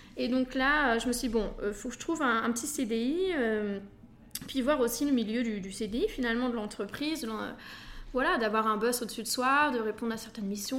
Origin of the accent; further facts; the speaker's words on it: Normandy, France; moved away as an adult; also born or lived in Belgium; je viens de Normandie à la base.